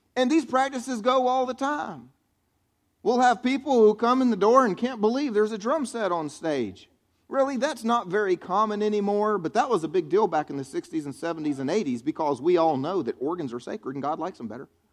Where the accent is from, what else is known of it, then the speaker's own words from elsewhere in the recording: the South, United States; I grew up here in the South, and that's the way I was raised